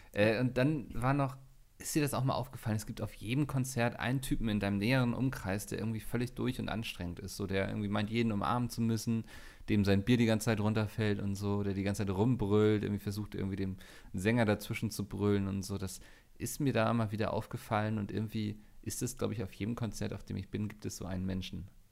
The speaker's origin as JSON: {"language": "German", "region": "Northern Germany", "country": "Germany", "said": "als Norddeutscher"}